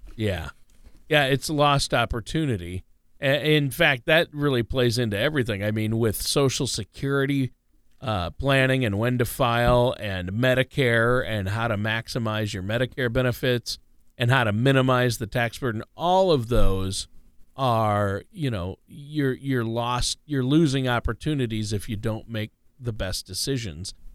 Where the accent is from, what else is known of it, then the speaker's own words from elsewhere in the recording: Minnesota, United States; my home state of Minnesota